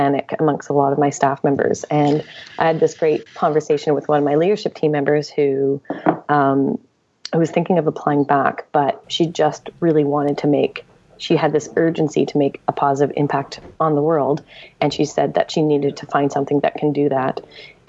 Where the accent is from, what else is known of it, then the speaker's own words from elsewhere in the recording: Montreal, Quebec, Canada; I'm from Montreal